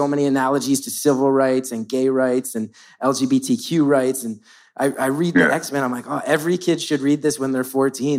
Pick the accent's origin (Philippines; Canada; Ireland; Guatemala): Ireland; I'm Irish, like Banshee.